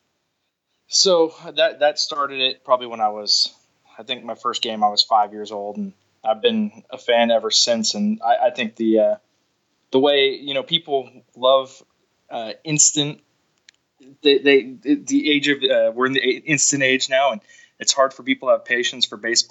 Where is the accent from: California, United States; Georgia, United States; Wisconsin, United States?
California, United States; San Francisco Bay Area; I grew up in the Bay Area